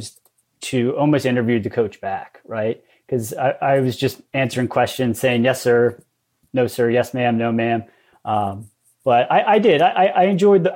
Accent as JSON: {"language": "English", "area": "Lancaster County", "region": "Pennsylvania", "country": "United States", "tie": "born or raised there", "said": "I grew up in Lancaster County"}